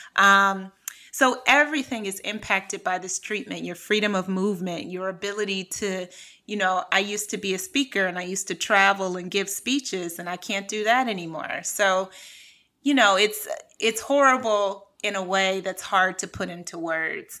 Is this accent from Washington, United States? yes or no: no; Cleveland, Ohio, United States; moved away as an adult; also born or lived in New York / California / France; So I'm from Cleveland. I grew up in a really impoverished uh, community.